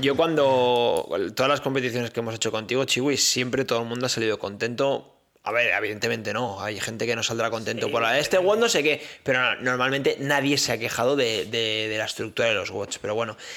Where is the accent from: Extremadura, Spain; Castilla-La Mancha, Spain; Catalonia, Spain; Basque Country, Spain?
Catalonia, Spain; yo soy catalán